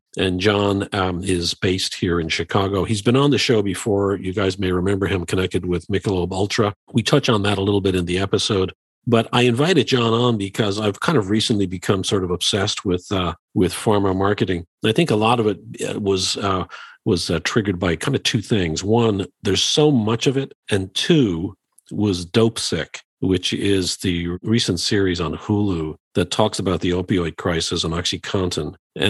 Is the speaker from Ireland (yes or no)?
yes; Dublin, Leinster, Ireland; And you know, we're both, as some may know, we're both from Dublin, Ireland.